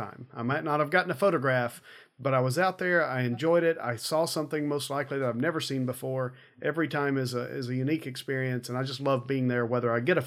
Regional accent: United States; I grew up in the Smoky Mountains, or near the Smoky Mountains

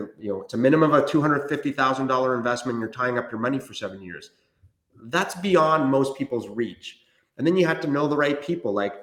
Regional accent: Canada; English is a second language; also born or lived in Chile; I was born in Chile, South America, and my family immigrated to Canada when I was 7

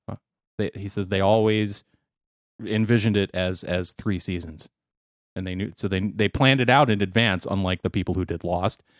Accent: United States; as an American who speaks American

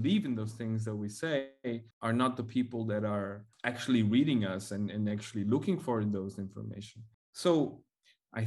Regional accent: Mongolia; now in Belgium; I am from Mongolia

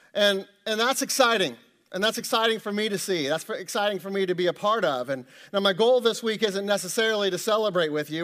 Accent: Kansas City, Missouri, United States; moved away as an adult; now in Ohio, United States; I grew up in Kansas City, you know, lived there, you know, most of my life.

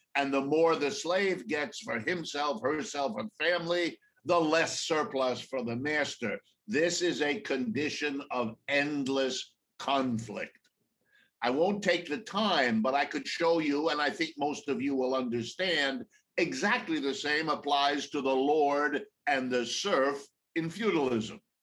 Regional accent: Ohio, United States; I was born in Ohio, right in the middle of the United States. I've lived my entire life here

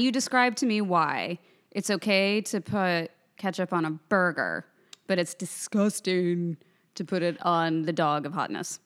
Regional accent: Lawrence, Kansas, United States; I grew up with Jayhawk. I'm from Lawrence, Kansas.

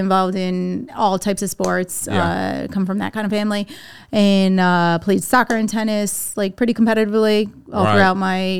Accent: Southern Connecticut, United States; now in Texas, United States; So I'm from the Northeast. Grew up in Connecticut.

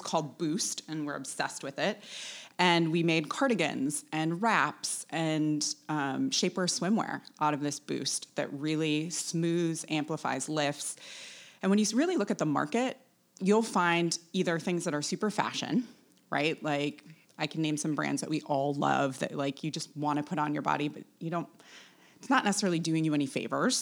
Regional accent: Wisconsin, United States; moved away as an adult; also born or lived in New York; now in Daniel Island, United States; I'm originally from Wisconsin

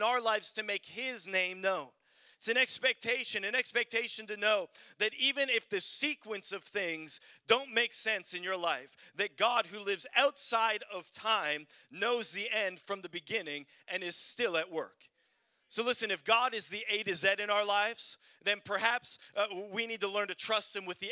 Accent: Canada; moved away; also born or lived in Sweden; I'm from Canada

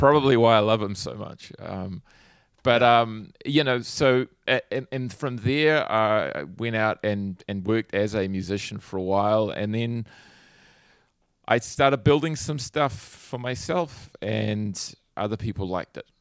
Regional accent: Hawke's Bay, New Zealand; I grew up in Hawke's Bay, which is like a, it's a sort of a region about halfway up the North Island in New Zealand on the East Coast

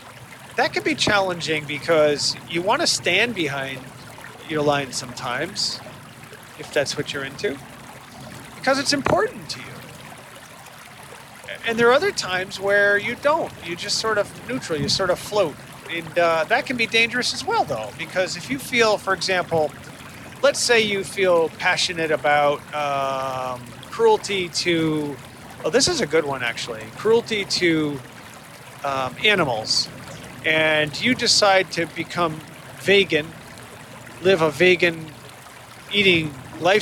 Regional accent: Connecticut, United States; now in Boston area, United States; I grew up in Connecticut, and I grew up a Yankee fan

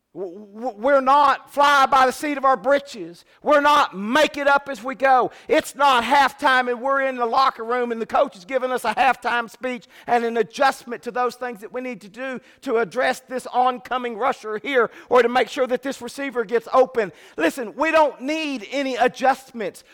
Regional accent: Fremont, California, United States; growing up in Fremont, California, we were about an hour away from the Oakland A's

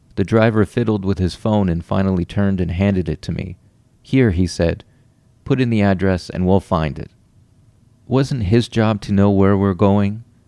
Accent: Ottawa, Ontario, Canada; now in Toronto, Canada; I'm from Ottawa

